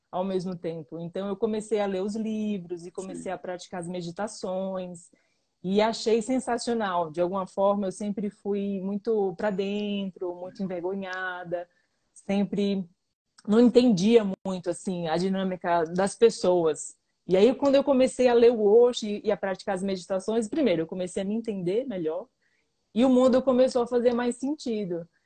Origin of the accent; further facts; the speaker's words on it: Pernambuco, Brazil; moved away; also born or lived in Chapada Diamantina / São Paulo; Eu sou pernambucana um e não baiana.